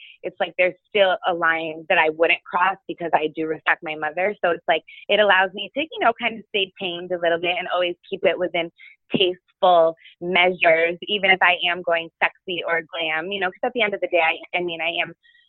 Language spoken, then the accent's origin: English; Rochester, New York, United States; cause I'm from Rochester, New York originally, upstate.